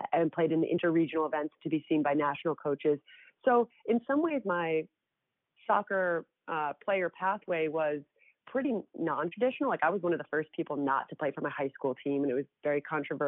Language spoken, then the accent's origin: English; New Jersey, United States; also born or lived in Sweden; growing up in North Jersey, I was really fortunate to have wonderful coaches